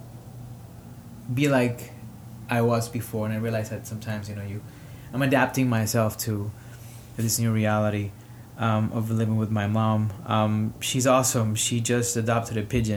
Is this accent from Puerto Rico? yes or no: yes; Caguas, Puerto Rico; English is a second language; also born or lived in Harlem, New York; now in New York, United States; I am from Caguas, Puerto Rico, and I am recording here from Harlem, New York.